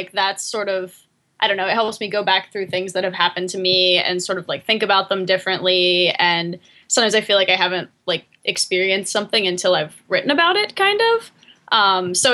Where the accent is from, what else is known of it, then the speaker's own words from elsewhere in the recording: Latrobe, Pennsylvania, United States; now in East Hampton, United States; I'm from Latrobe, which is like 45 miles outside of Pittsburgh